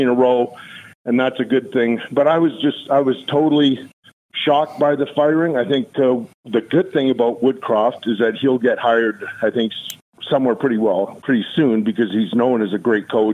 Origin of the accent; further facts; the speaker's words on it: Edmonton, Alberta, Canada; now in Calgary, Canada; growing up in Edmonton